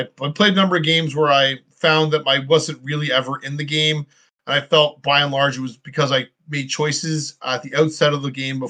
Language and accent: English; Canada; I'm from Canada